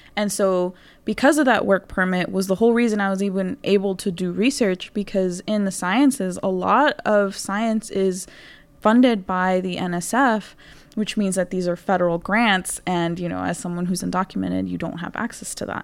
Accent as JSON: {"language": "English", "town": "Houston", "region": "Texas", "country": "United States", "said": "I come from Houston, Texas"}